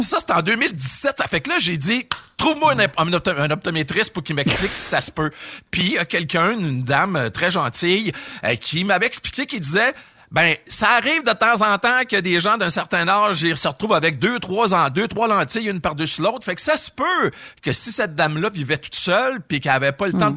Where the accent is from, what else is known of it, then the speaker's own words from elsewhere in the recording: Portneuf, Quebec, Canada; je suis de Port-Neuf